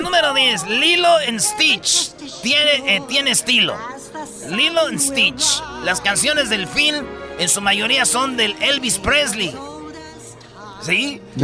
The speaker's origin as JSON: {"language": "Spanish", "region": "Michoacán", "country": "Mexico", "said": "Yo soy de Michoacán y allá les decimos espadas"}